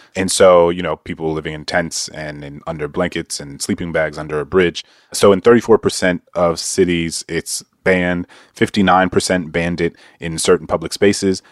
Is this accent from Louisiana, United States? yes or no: yes; Louisiana, United States; Louisiana, my home state